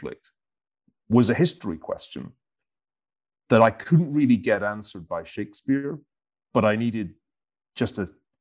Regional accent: Glasgow, Scotland, United Kingdom; I was a teenager in the 1970s, growing up in Glasgow

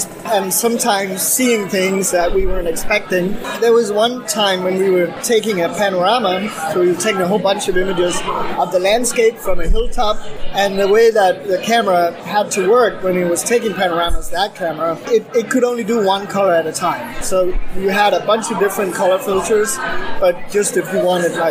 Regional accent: Denmark; I am from Denmark, and I work at the University of Copenhagen

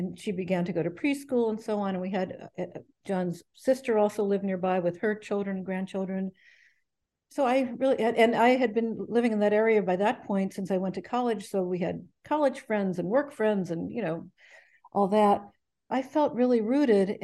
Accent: Ohio, United States; moved away as an adult; also born or lived in New York / Connecticut; I was from Ohio. I went to college in New York, and that's how I wound up on the East Coast in Connecticut

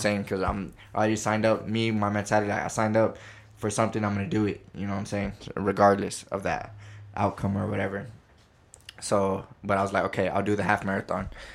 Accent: Midland, Texas, United States; moved away as an adult; now in California, United States; born and raised in Midland, Texas, and I graduated from Midland High

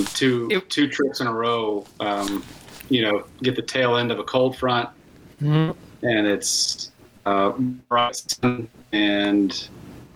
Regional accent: Texas, United States; moved away as an adult; also born or lived in Ennis, Montana; I grew up in Texas

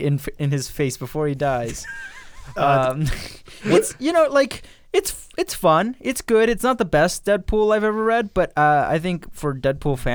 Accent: Mexico; moved away; I was raised in Mexico.

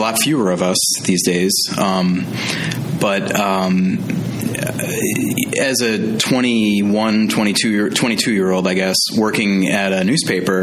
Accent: Green Bay, Wisconsin, United States; moved away as an adult; now in Madison, United States; I went back to my hometown of Green Bay

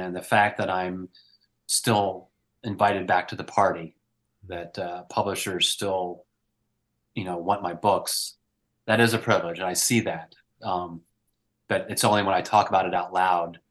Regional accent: Northeastern Pennsylvania, United States; now in Pacific Northwest, United States; I grew up in Northeastern Pennsylvania, and now I live on an island in the Pacific Northwest

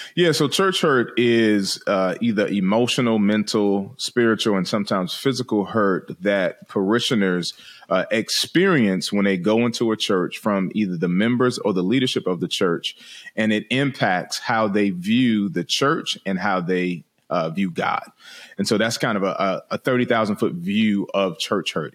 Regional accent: Washington, District of Columbia, United States; moved away; I'm from originally from Washington D.C.

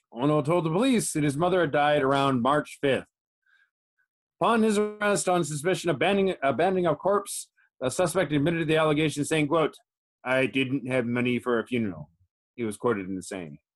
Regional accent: Chicago, Illinois, United States; now in Japan; my hometown Chicago

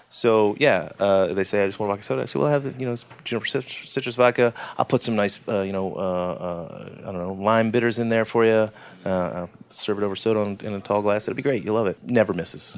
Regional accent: Atlanta, Georgia, United States; I was born in Atlanta

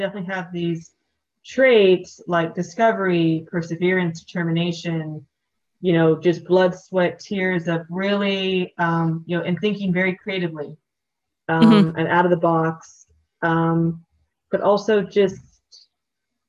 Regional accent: United States; growing up in the States

